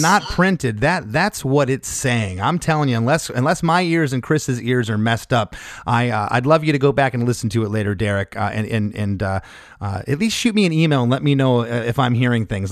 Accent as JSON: {"language": "English", "country": "Canada", "said": "we're Canadian"}